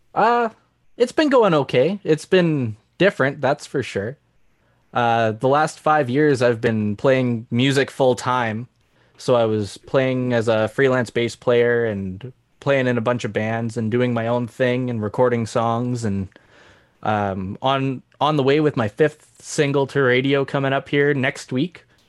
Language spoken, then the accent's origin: English; Saskatchewan, Canada; moved away; also born or lived in Alberta / Davidson, Saskatchewan / Maple Creek, Saskatchewan / Bon Accord, Alberta; I grew up in Saskatchewan